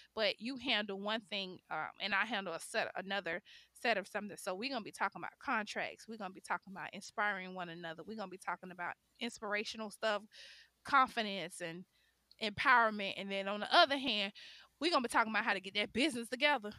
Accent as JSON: {"language": "English", "town": "Miami", "region": "Florida", "country": "United States", "tie": "born or raised there", "also_born_or_lived": "Chicago, Illinois", "said": "I was born in Chicago, raised in Miami"}